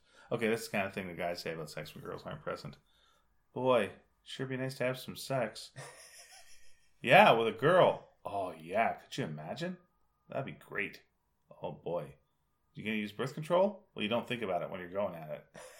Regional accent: Canada; I'm a Canadian making a waffle with an American waffle maker in Belgium?

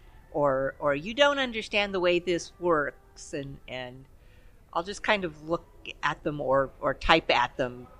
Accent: Los Angeles, California, United States; I grew up in the East Los Angeles computer lab

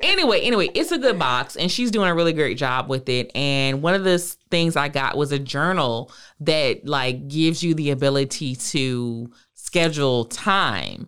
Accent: Virginia, United States; I'm from the South. I'm from Virginia.

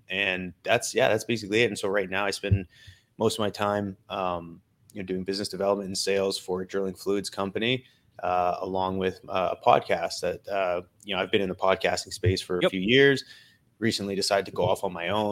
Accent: Vernon, British Columbia, Canada; moved away as an adult; also born or lived in Calgary, Alberta / Pennsylvania; I was born to essentially a single mother in Calgary, Alberta. When I was five, her and I moved out to British Columbia. I was raised in British Columbia

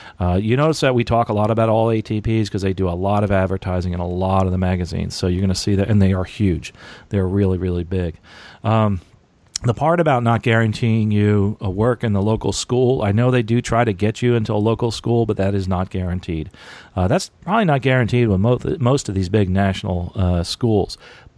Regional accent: New Jersey, United States; By the way, New Jersey, that's actually where I am from, and I live in New Jersey part-time, and there's a lot of really good schools up there, a lot of great schools.

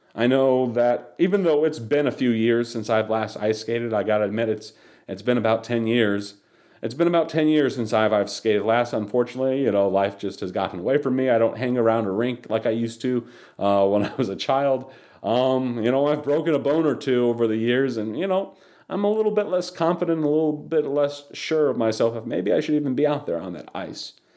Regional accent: Charlotte, North Carolina, United States; also born or lived in Chicago, Illinois; I, I grew up in the South and I, in the Charlotte area

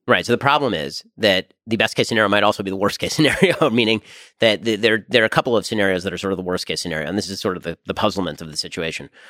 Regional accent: United States; being an American

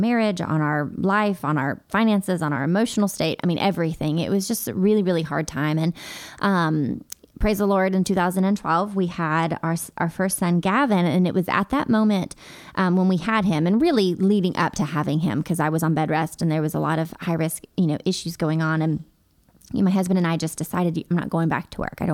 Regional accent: Hendersonville, Tennessee, United States; also born or lived in Hermitage, Tennessee; I grew up in Hendersonville

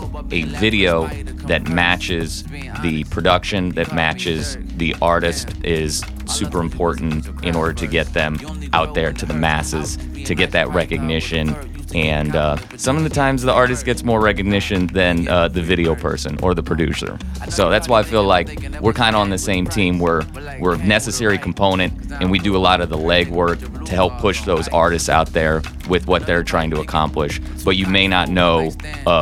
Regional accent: St. Louis, Missouri, United States; I'm from St. Louis. I'm from South City, but I lived in a different state

